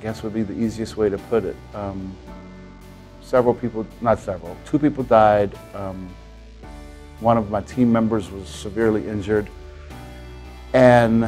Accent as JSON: {"language": "English", "town": "New Orleans", "region": "Louisiana", "country": "United States", "said": "I'm from New Orleans, Louisiana."}